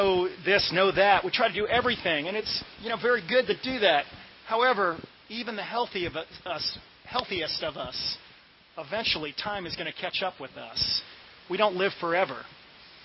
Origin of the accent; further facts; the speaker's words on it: Washington, District of Columbia, United States; now in Hilton Head, United States; I grew up in Washington, D.C. area